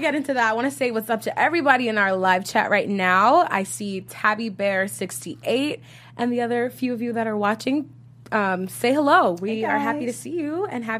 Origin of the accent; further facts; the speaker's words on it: New York City, New York, United States; I'm from Brooklyn